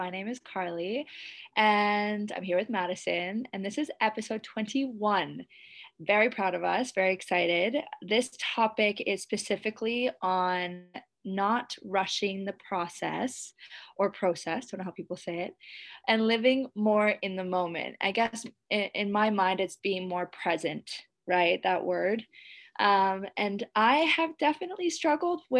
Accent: Canada; now in Indonesia

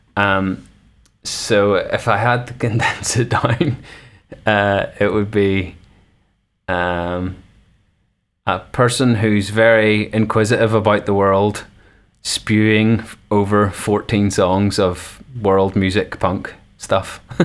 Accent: North Coast, Northern Ireland, United Kingdom; now in Belfast, United Kingdom; the homeland, the North Coast for life.

